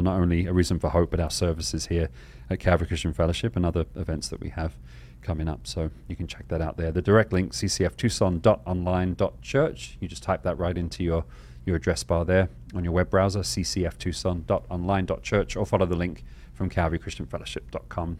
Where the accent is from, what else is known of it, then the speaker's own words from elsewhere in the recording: England, United Kingdom; now in Arizona, United States; I'm from England where it kind of drizzles